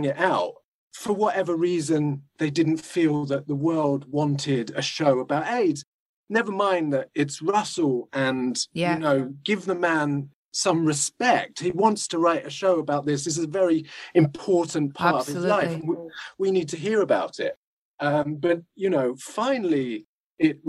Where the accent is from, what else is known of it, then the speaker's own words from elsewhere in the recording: Portsmouth, South East England, United Kingdom; I'm from Portsmouth